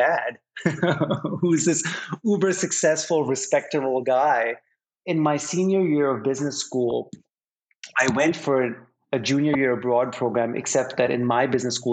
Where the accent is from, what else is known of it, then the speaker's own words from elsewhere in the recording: Pakistan; now in New York, United States; I am originally from Pakistan